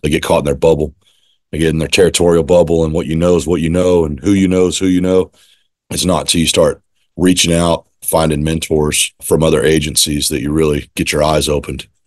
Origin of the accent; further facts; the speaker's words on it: Austin, Texas, United States; now in East Montgomery County, United States; I grew up in Austin. I moved to Austin, Texas when I was four. I was born in where I live now, in East Montgomery County